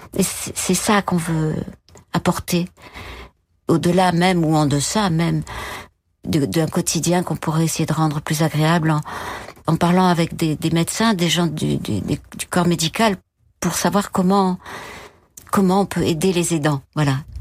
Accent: Bordeaux, Nouvelle-Aquitaine, France; moved away; also born or lived in Paris; Je suis née à Bordeaux

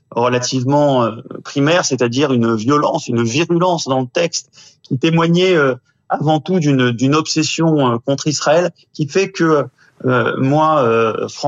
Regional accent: France; nous sommes des Français comme les autres

